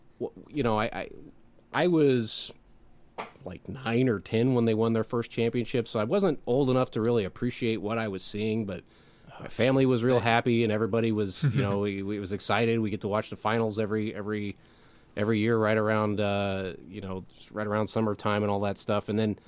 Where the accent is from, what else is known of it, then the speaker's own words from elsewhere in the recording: Illinois, United States; I grew up in Illinois, so I grew up watching these teams